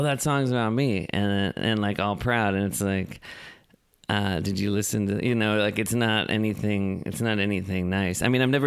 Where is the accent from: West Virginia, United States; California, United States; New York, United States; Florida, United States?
California, United States; Los Angeles; I'm born and raised in Los Angeles.